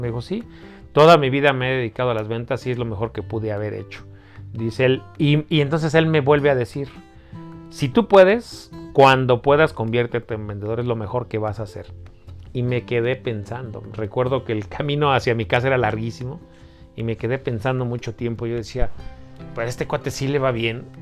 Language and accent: Spanish; Mexico City, Mexico; yo nací, crecí en Iztapalapa